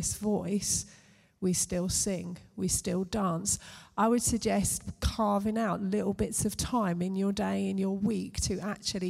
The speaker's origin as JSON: {"language": "English", "country": "United Kingdom"}